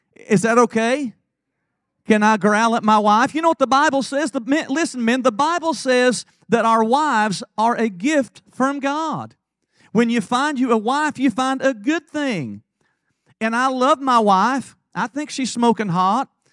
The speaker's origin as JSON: {"language": "English", "town": "Lake City", "region": "Tennessee", "country": "United States", "tie": "born or raised there", "said": "I was raised in Lake City, Tennessee"}